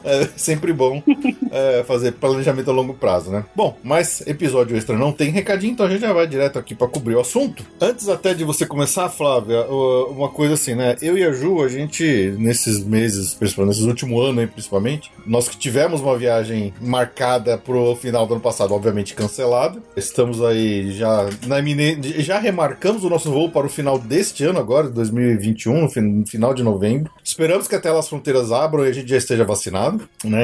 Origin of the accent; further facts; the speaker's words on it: Brazil; nós brasileiros